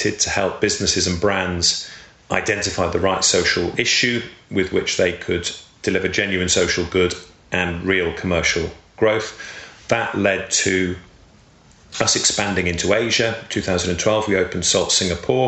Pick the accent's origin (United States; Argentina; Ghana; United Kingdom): United Kingdom; the Wirral, North West England; I grew up on the Wirral, which many people may know is across the Mersey from Liverpool